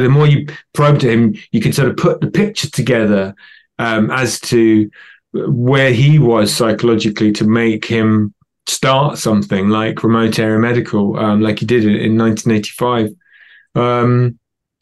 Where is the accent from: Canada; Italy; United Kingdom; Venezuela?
United Kingdom; also born or lived in London; I'm British and I live in London.